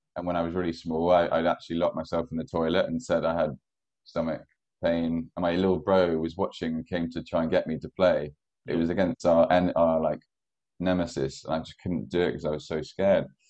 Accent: Ballymena, Northern Ireland, United Kingdom; moved away; I grew up in Northern Ireland.

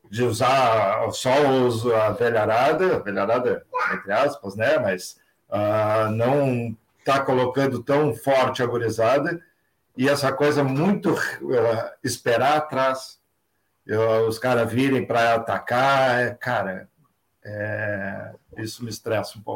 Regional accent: Rio Grande, Rio Grande do Sul, Brazil; Cara, eu sou de Rio Grande, né? Estou ah, aqui no cassino agora.

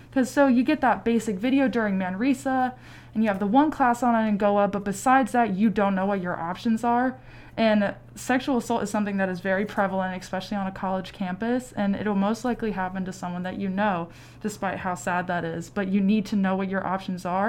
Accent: Louisville, Kentucky, United States; I'm from Louisville, Kentucky

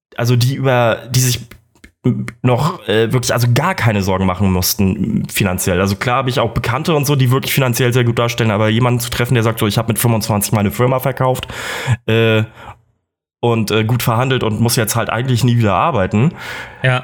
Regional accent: Kiel, Schleswig-Holstein, Germany; moved away as an adult; now in Munich, Germany; ich komme aus Kiel

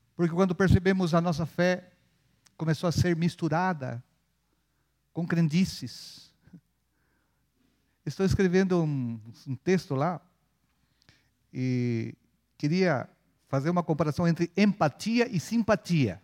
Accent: Chile; now in Brazil; Eu sou chileno, mas aprendi a ser folgado aqui no Brasil

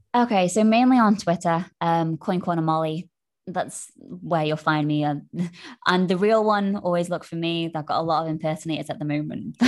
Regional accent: United Kingdom; being British

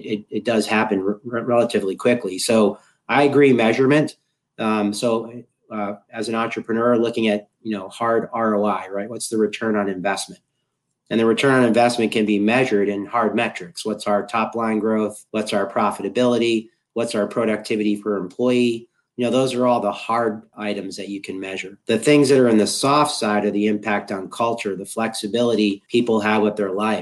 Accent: Boston, Massachusetts, United States; I'm hailing from Boston, Massachusetts in the United States.

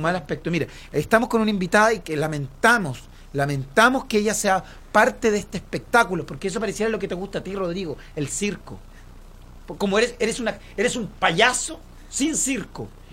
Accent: Chile; como chilenos

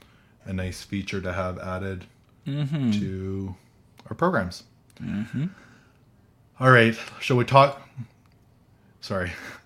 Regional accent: Canada; I'm from Canada

